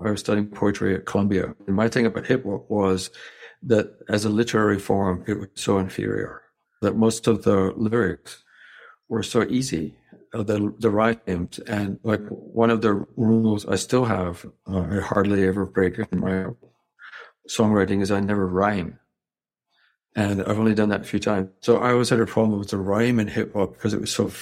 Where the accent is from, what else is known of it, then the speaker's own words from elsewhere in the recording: Scotland, United Kingdom; moved away; also born or lived in New York / Thailand / Hong Kong; I grew up in Scotland